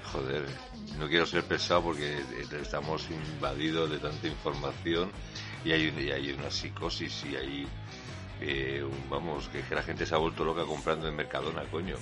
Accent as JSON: {"language": "Spanish", "region": "Community of Madrid", "country": "Spain"}